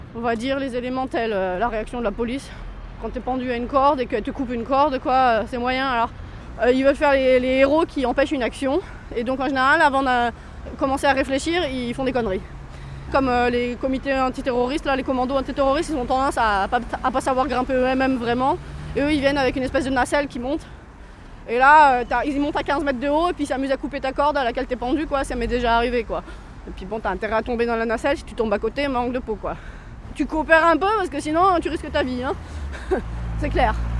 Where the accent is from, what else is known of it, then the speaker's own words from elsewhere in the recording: Orléans, Centre-Val de Loire, France; moved away as an adult; also born or lived in Chambéry; now in Germany; j'ai grandi à Orléans